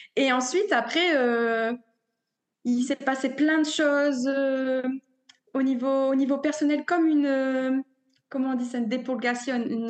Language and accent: French; a small village near Dunkirk, Hauts-de-France, France; moved away as an adult; now in Mexico; je viens du nord de la France, originaire d'un petit village euh, près de Dunkerque